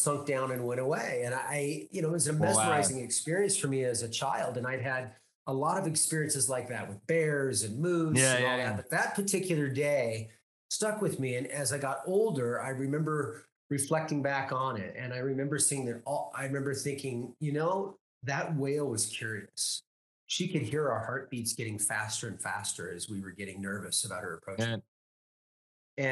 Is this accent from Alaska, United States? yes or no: yes; Homer, Alaska, United States; I was born and raised in Alaska